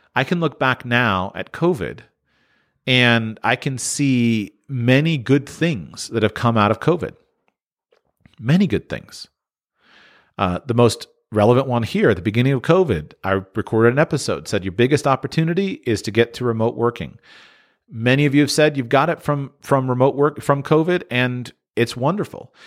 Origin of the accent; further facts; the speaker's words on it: Florida, United States; I grew up in Florida